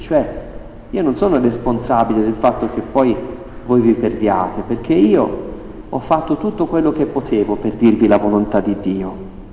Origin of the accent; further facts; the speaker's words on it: Italy; noi italiani